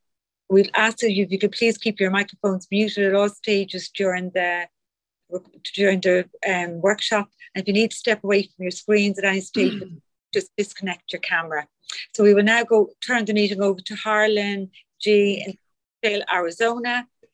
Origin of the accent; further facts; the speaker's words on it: County Dublin, Leinster, Ireland; I'm a recovered compulsive overeater, and I'm from County Dublin in Ireland